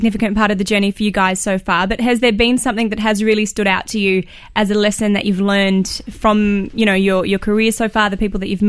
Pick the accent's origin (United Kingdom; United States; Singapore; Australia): Australia; I'm from Australia.